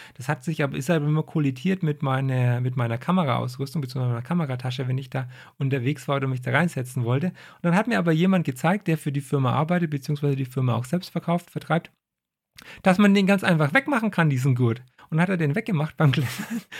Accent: Franconia, Bavaria, Germany; ich komme aus Franken.

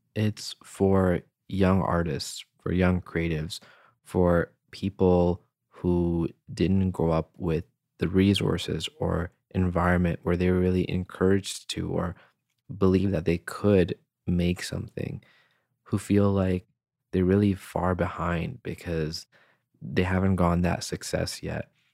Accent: Canada; also born or lived in Hyderabad, Pakistan; I was born in Hyderabad, Pakistan, and when I was seven years old, I came to Canada with my family.

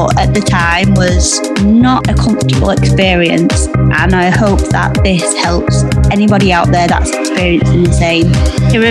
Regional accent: Yorkshire and the Humber, United Kingdom; accent: Yorkshire; my accent, which is the Yorkshire accent

